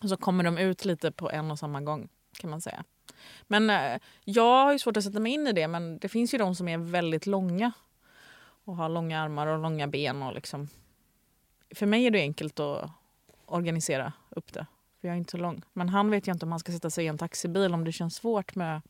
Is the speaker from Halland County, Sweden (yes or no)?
no; Gothenburg, Västra Götaland, Sweden; jag växte upp vid eh, Ullevi som ligger halvnära Liseberg